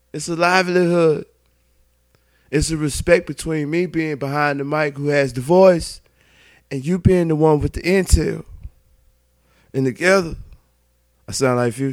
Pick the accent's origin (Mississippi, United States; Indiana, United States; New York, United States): Mississippi, United States; I'm from Mississippi. Old Mississippi. 601